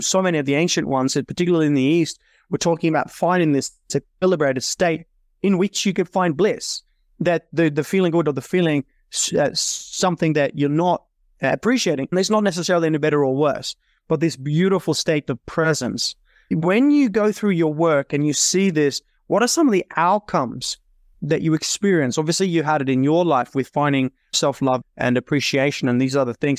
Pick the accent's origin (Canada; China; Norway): Norway; moved away as an adult; also born or lived in Australia; I was born and raised in Norway in Europe and then came to Australia at twenty-five